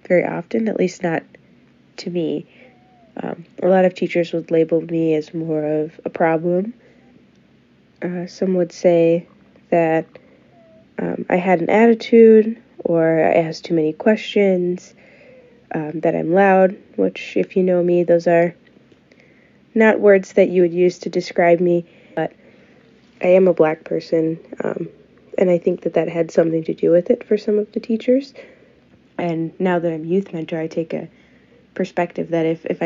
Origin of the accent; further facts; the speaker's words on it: Lakeville, Minnesota, United States; I grew up in Lakeville, which is a suburb about 30 minutes south of Minneapolis